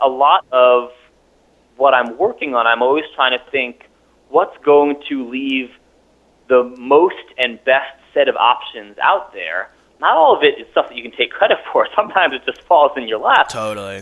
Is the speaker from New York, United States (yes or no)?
yes; New York City, New York, United States; moved away as an adult; now in Vermont, United States; I'm a New Yorker, born and raised